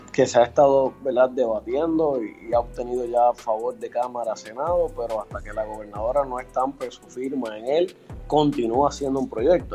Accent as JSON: {"language": "Spanish", "country": "Puerto Rico", "said": "nosotros como puertorriqueños"}